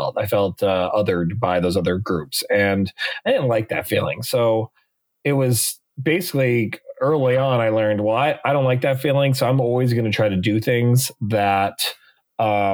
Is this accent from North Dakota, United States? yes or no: yes; Mandan, North Dakota, United States; now in Los Angeles, United States; I was born and raised in Mandan, North Dakota